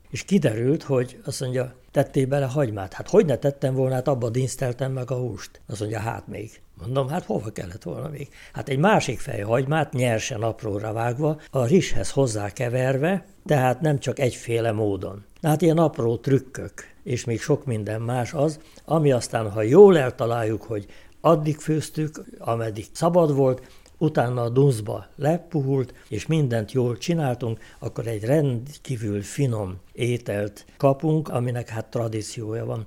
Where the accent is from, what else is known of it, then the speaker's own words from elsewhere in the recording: Nyírlövő, Szabolcs-Szatmár-Bereg, Hungary; a legklasszikusabb nyírségből származom, nyírlövőről